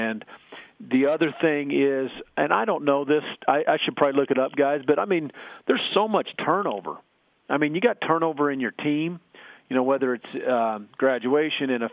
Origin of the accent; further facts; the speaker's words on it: Oklahoma, United States; moved away; myself growing up in Oklahoma